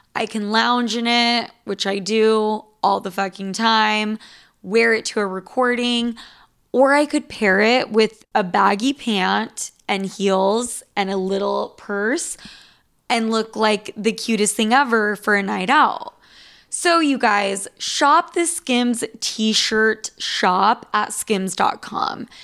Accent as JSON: {"language": "English", "region": "Utah", "country": "United States", "said": "I'm from fucking Utah"}